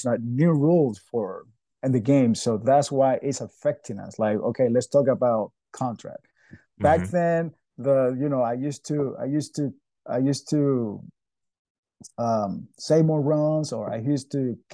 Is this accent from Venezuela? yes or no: yes; Venezuela; moved away as an adult; now in United States